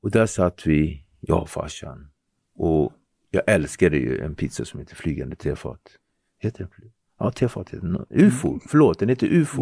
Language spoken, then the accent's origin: Swedish; Nacka, Stockholm County, Sweden; also born or lived in Henriksdalsringen / Cape Verde (ancestry); Jag kommer från Ektorp. Ektorp är pittoreskt, idylliskt.